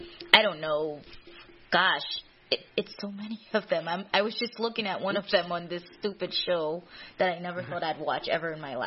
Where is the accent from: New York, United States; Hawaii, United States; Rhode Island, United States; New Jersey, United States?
New York, United States; New York City; also born or lived in Caribbean; now in Buffalo, United States; I grew up in Queens, Jamaica Hills.